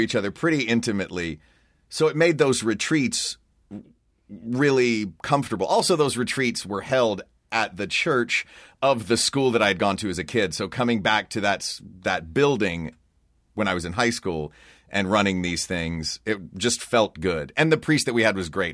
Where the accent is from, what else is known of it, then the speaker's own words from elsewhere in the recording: Knoxville, Tennessee, United States; I was born and raised in Knoxville, Tennessee